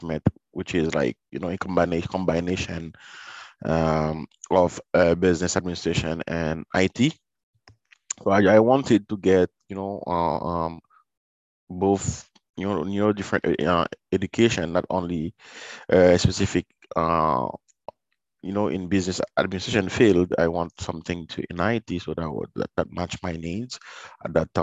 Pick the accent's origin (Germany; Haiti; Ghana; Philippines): Haiti; Sud; also born or lived in Port-au-Prince, Haiti; now in Montreal, Canada; When I was growing up in Haiti, it was, you know, I was born in a small city.